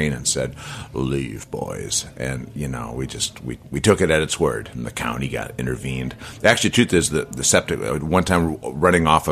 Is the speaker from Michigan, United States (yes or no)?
no; Chicago, Illinois, United States; moved away; growing up in Chicago as I did